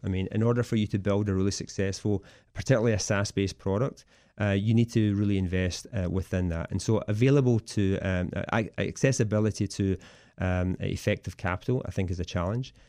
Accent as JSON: {"language": "English", "region": "Scotland", "country": "United Kingdom", "moved": "as an adult", "lives_now": "Washington DC metro area, United States", "said": "I originally come from Scotland, uh, and I came over here about seventeen years ago as part of the telecom boom"}